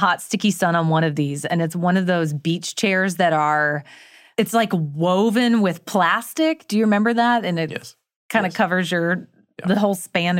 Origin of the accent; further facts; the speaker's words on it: Florida, United States; Well, I'm not technically Southern. I was raised in North Florida.